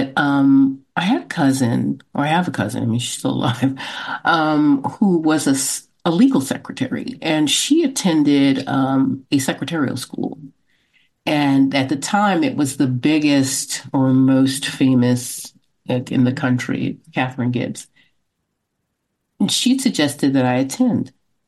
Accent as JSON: {"language": "English", "town": "Brooklyn", "region": "New York", "country": "United States", "tie": "born or raised there", "said": "Brooklyn, New York."}